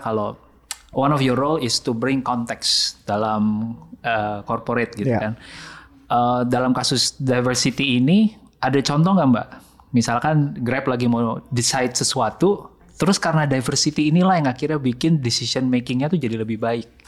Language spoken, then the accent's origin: Indonesian; Sumatra, Indonesia; saya anak Sumatera, uh, keluarga Chinese